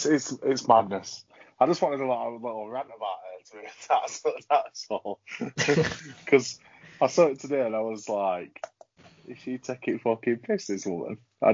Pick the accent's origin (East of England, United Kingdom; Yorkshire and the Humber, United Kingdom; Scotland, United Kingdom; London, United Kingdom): Yorkshire and the Humber, United Kingdom; we're from Yorkshire